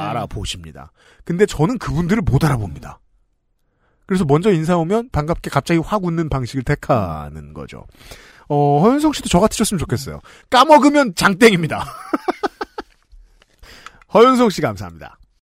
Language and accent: Korean; South Korea; 평생 한국에 산 사람으로서